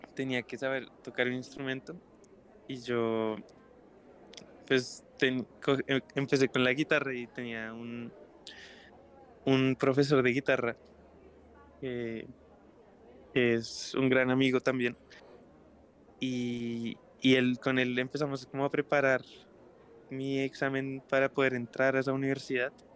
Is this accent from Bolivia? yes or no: no; Bogotá, Colombia; soy un artista eh, bogotano, soy guitarrista y cantante y compositor